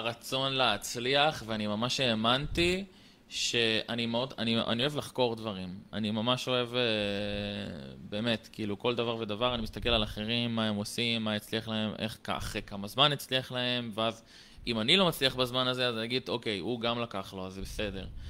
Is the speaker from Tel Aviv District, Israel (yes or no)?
no; Haifa, Haifa District, Israel; גר בקריית חיים, עכשיו אני בצבא, בן 21. בתיכון, כאילו, תיכון עירוני מקיף קריית חיים למדתי